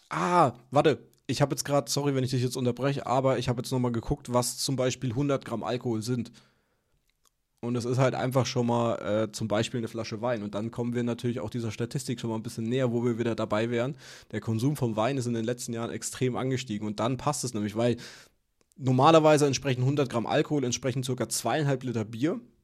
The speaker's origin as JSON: {"language": "German", "town": "Würzburg", "region": "Bavaria", "country": "Germany", "moved": "yes", "said": "Würzburg, wo ich herkomme, Weinstadt"}